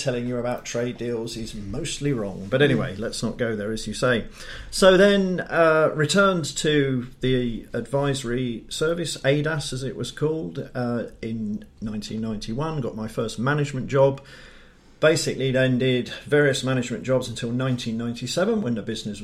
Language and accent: English; Dartford, South East England, United Kingdom; moved away as an adult; also born or lived in Lincolnshire / Leeds / Cambridge / London; I was born in Dartford, Kent. Glorious Dartford